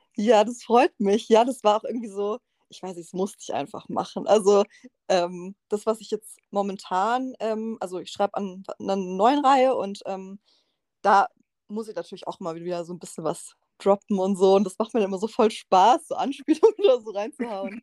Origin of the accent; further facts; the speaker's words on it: Freiburg, Baden-Württemberg, Germany; ich bin ja aus Freiburg